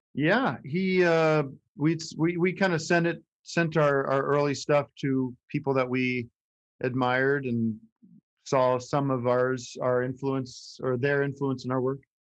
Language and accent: English; Allentown, Pennsylvania, United States; moved away; when I was growing up in the 80s, it was starting to shrink